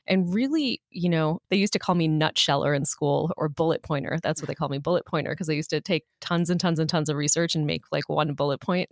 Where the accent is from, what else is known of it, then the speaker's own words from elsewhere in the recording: Chicago, Illinois, United States; moved away; when I grew up in Chicago